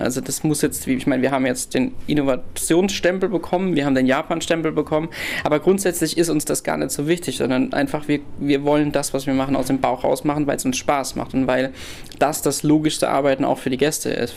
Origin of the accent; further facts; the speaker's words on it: Rhineland-Palatinate, Germany; wir als Pfälzer